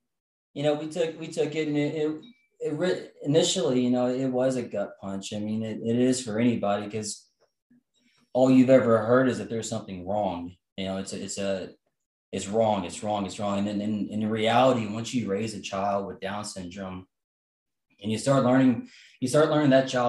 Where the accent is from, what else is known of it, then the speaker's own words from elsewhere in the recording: Huntsville, Texas, United States; And then, you know, and so Crystal and I, we came from Huntsville, Texas. It's a small town.